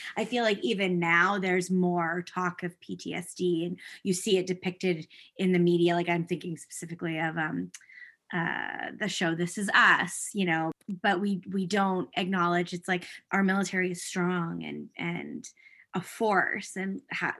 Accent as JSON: {"language": "English", "country": "United States", "moved": "yes", "lives_now": "Canada", "said": "I am an American"}